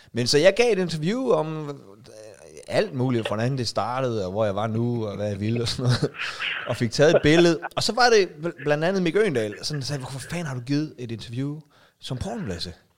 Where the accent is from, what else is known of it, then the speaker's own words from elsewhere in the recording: Denmark; jeg er fra Danmark